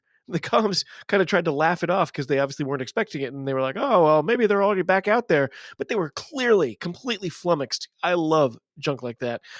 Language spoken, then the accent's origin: English; United States; I'm an American rugby fan